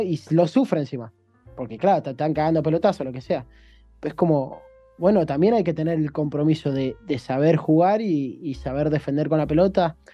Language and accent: Spanish; Argentina; moved away as an adult; now in China; yo creo que me crié en un contexto, en Argentina nos criamos todos